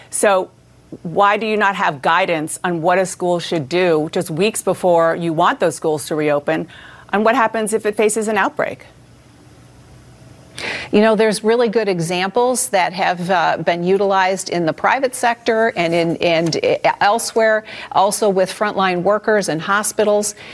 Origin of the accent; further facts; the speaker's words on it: Detroit, Michigan, United States; in my home state in the city of Detroit would be very different than that of a school